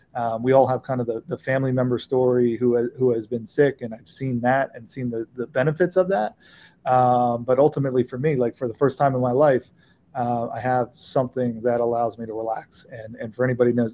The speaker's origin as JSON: {"language": "English", "town": "Philadelphia", "region": "Pennsylvania", "country": "United States", "tie": "born or raised there", "said": "I grew up in Philadelphia"}